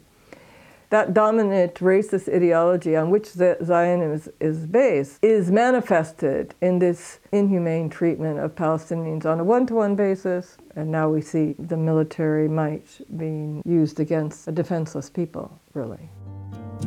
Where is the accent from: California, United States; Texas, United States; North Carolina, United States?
California, United States; San Diego; moved away as an adult; also born or lived in North East England / West Bank; As you can probably hear from my accent, I originate from San Diego, California. But I left the United States in 1971, and I've never lived there since